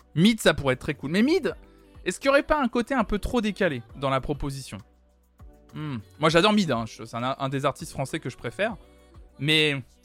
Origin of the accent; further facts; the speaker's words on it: Nantes, Pays de la Loire, France; je suis nantais